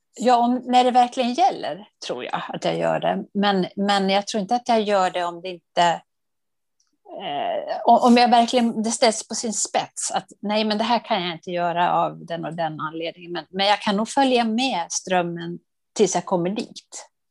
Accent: Dalarna County, Sweden; moved away; also born or lived in Uppland; jag är från Dalarna

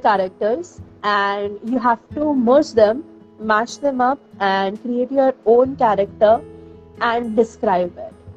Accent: New Delhi, Delhi, India; now in Bhubaneswar, India; I am currently in Bhubaneswar, uh, India, uh, but I come from New Delhi.

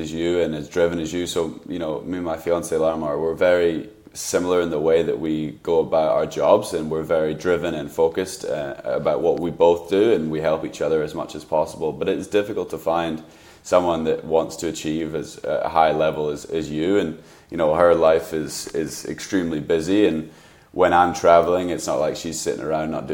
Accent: United Kingdom; now in Seattle, United States; I'm obviously British

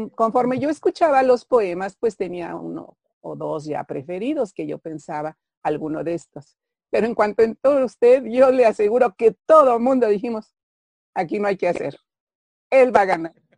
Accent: Pachuca, Hidalgo, Mexico; donde yo nací, Pachuca Hidalgo

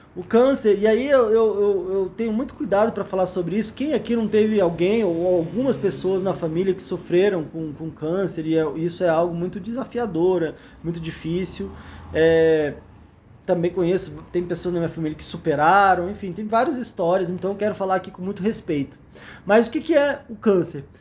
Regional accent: Brasília, Federal District, Brazil; Eu sou de Brasília

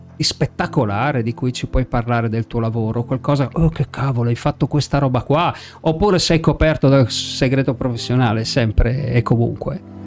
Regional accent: Friuli-Venezia Giulia, Italy; io sono friulano

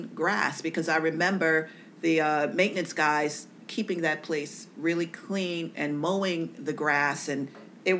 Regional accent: New York City, New York, United States; also born or lived in Bronx, New York City; I grew up in Harlem, and then I moved up to the Bronx

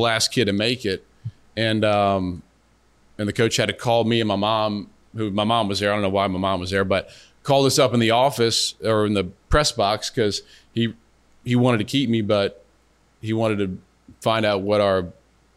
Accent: Covington, Louisiana, United States; So Covington's home. I mean, we kind of moved around a couple different spots, but Covington's home for me

